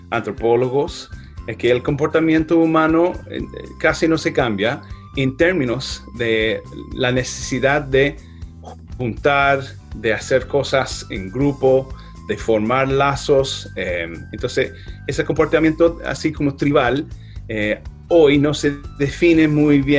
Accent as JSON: {"language": "Spanish", "country": "Ireland", "tie": "born or raised there", "second_language": "Spanish", "moved": "yes", "lives_now": "United States", "said": "Yo nací en Irlanda, eh, trabajé ahí eh, como niño irlandés hasta que el momento llegó a mudarme a Estados Unidos eh, con mi familia."}